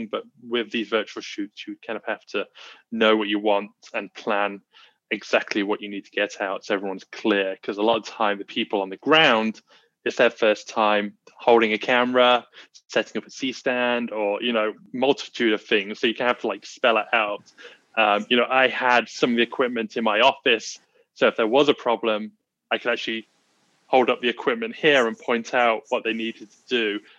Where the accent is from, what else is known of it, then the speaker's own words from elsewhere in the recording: England, United Kingdom; moved away as an adult; now in Los Angeles, United States; I'm from England, but I'm in LA and I've been here 10 years